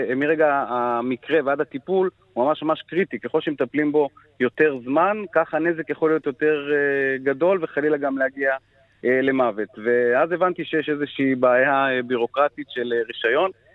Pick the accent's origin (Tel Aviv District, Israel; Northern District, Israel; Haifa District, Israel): Northern District, Israel; Afula; נולדתי וגר בעפולה